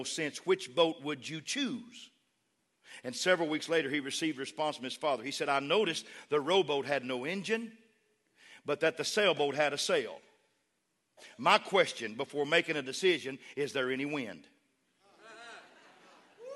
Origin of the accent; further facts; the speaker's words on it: West Texas, United States; I was raised in West Texas